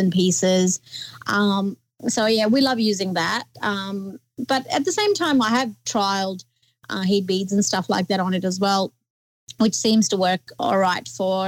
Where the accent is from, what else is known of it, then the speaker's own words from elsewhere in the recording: Nepal; now in Townsville, Australia; growing up in Nepal